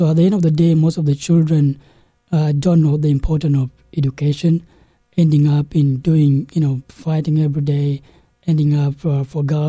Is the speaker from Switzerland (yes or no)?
no; Northern Region, Uganda; also born or lived in South Sudan; I grew up in Uganda. So it became a home to me in a refugee camp